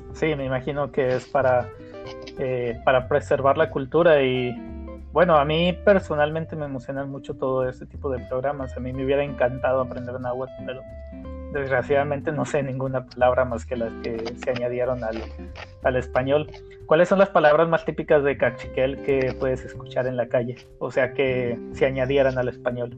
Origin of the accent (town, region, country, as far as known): Mexico